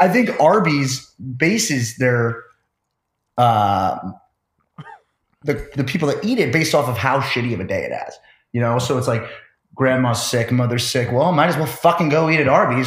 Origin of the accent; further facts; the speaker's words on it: Phoenix, Arizona, United States; moved away as an adult; also born or lived in Scottsdale, Arizona; now in Manhattan Beach, United States; I'm from uh, Phoenix, Arizona, and then lived in Scottsdale for a long time